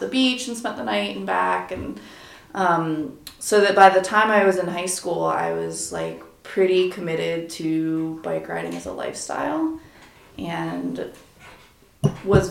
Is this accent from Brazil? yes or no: no; Delaware, United States; I consider myself a native Delawarean and mm-hmm. a Delaware enthusiast. And I definitely can say, you know, I grew up in Delaware and spent like no time in Wilmington because I grew up in the suburbs